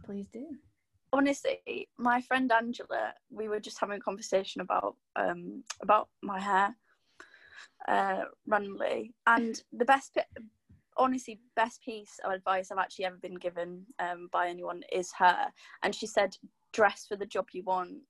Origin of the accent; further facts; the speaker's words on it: Driffield, Yorkshire and the Humber, United Kingdom; I'm Driffield